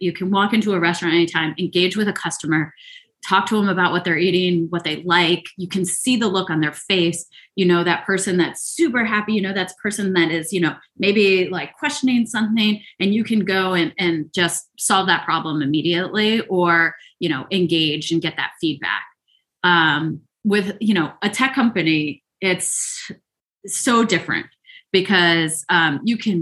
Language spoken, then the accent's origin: English; Chatham, New Jersey, United States; also born or lived in England; now in United States (West Coast); I grew up in the good old NJ, New Jersey